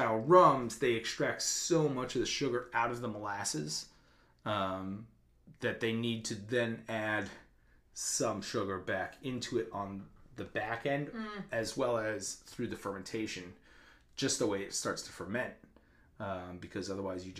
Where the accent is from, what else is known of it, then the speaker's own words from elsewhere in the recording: East Coast, New Jersey, New York, Northeast, United States; I grew up on the East Coast, in Northeast, Jersey, New York.